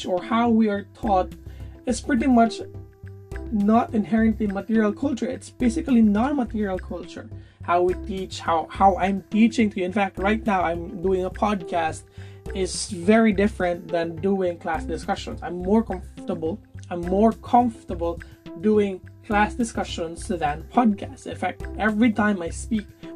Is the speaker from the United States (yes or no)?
no; Philippines; I am a Filipino and I'm partly experiencing Filipino culture